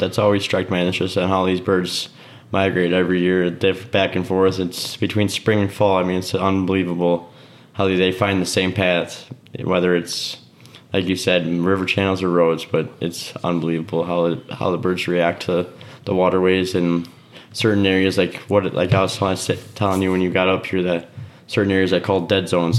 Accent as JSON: {"language": "English", "town": "Oconomowoc", "region": "Wisconsin", "country": "United States", "tie": "born or raised there", "said": "my hometown Oconomowoc."}